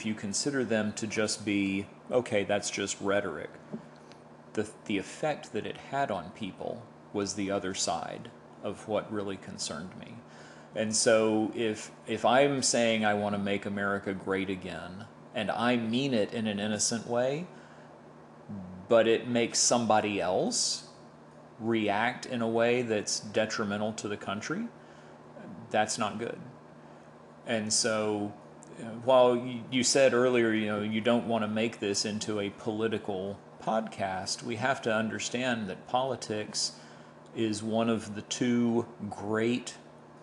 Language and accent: English; Tampa, Florida, United States; I'm born and raised in Tampa